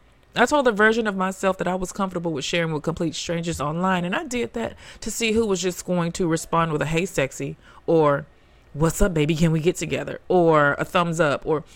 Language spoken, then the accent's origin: English; the South, United States; I'm the big sister of twins. I'm from the South. My parents are still married.